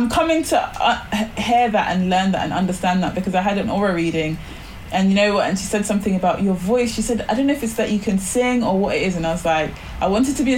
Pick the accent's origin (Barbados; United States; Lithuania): Barbados; moved away; I grew up in the Caribbean, I grew up in Barbados